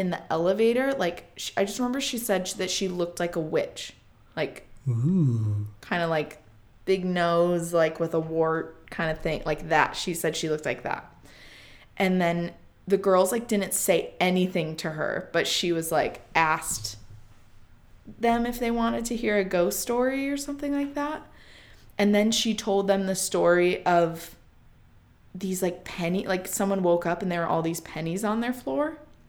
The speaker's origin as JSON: {"language": "English", "region": "Midwest", "country": "United States", "said": "But yeah, we say Lemon because we're from the Midwest and we're annoying."}